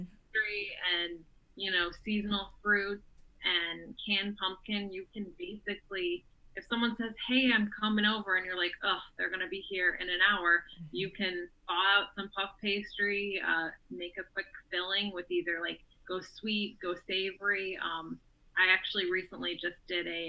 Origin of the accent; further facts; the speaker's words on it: Ohio, United States; moved away; I grew up in Ohio